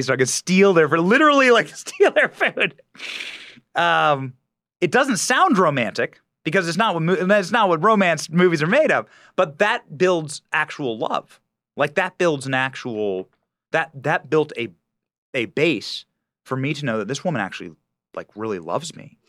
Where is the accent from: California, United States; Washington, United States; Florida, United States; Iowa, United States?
Iowa, United States; moved away as an adult; I was raised in Iowa